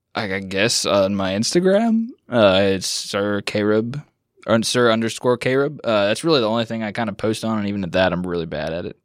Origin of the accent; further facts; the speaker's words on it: Washington, United States; moved away; I grew up in Washington State